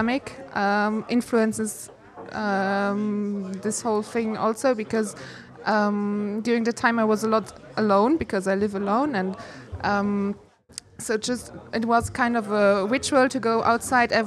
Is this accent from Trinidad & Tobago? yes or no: no; north of Luxembourg, Luxembourg; English is a second language; moved away as an adult; I was born in Luxembourg. I grew up in the north of Luxembourg, really on the countryside in a very, very small village.